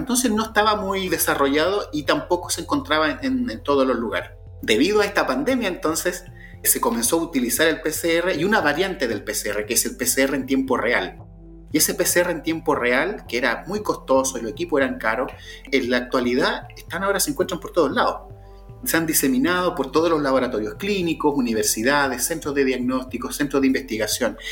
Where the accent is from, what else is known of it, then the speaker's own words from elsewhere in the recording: Chile; Chile, que en mi país